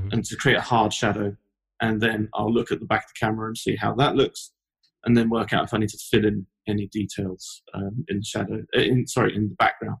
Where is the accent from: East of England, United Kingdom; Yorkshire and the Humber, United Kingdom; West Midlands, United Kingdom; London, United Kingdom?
London, United Kingdom; moved away as an adult; now in Los Angeles, United States; As you can tell from my accent, I'm not from Los Angeles. I'm originally from London, which is where I used to work